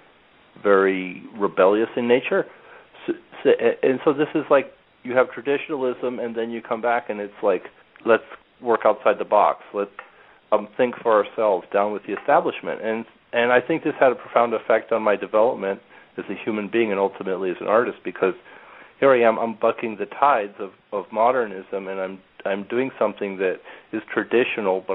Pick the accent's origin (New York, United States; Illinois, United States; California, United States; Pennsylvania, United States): New York, United States; also born or lived in Turin, Italy; I was born in New York, and at 3 months of age, we went